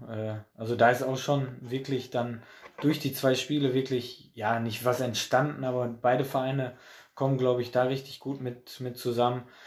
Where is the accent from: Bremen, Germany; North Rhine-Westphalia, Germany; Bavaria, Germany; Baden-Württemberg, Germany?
North Rhine-Westphalia, Germany; Oberhausen; weil Altstein ist halt auch mein Heimatverein. Äh, da bin ich groß geworden auf, auf der Asche und äh, ja, Oberhausen halt auch